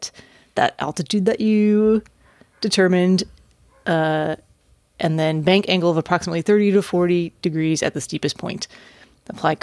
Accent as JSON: {"language": "English", "area": "Carol Stream, suburbs of Chicago", "region": "Illinois", "country": "United States", "tie": "born or raised there", "said": "I grew up also playing hockey and figure skating at the Carroll Stream Ice Rink."}